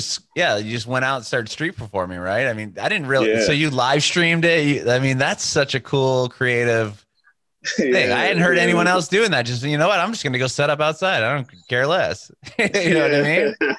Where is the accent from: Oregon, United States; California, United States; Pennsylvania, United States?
California, United States; San Diego; Okay, I'm from San Diego. I can give you some spots.